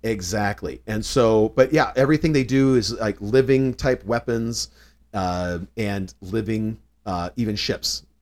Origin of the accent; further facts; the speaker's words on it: Southern California, United States; also born or lived in North Carolina; I was born actually in North Carolina, but only lived there for a few years. Uh, so largely raised in Southern California.